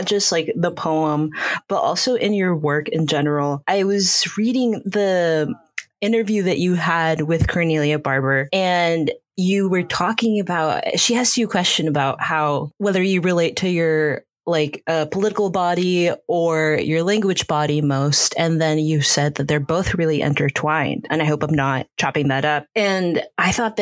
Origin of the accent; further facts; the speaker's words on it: Peru; now in United States; I still in my body remember so much of what it felt like to be in Peru